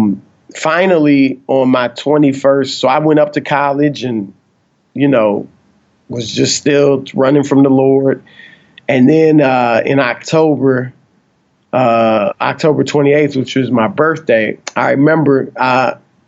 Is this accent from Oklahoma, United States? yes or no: no; Cleveland, Ohio, United States; I'm from Cleveland